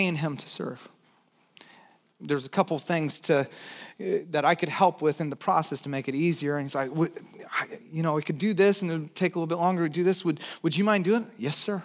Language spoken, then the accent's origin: English; Santa Cruz, California, United States; also born or lived in Texas; I was born in Texas, but I grew up in Santa Cruz. One of the things that I brought over from Texas, so I moved when I was 9